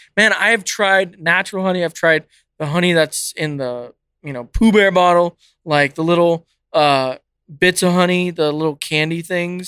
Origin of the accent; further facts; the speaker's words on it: California, United States; moved away; I grew up in California